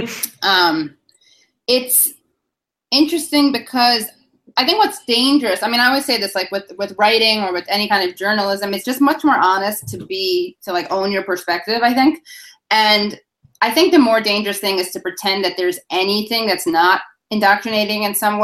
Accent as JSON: {"language": "English", "town": "New York City", "region": "New York", "country": "United States", "tie": "born or raised there", "said": "when you're from New York City"}